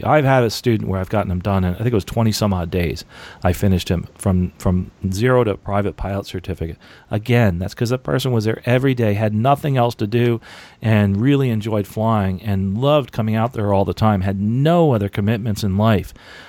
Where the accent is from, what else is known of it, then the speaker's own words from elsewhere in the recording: New Jersey, United States; By the way, New Jersey, that's actually where I am from, and I live in New Jersey part-time, and there's a lot of really good schools up there, a lot of great schools.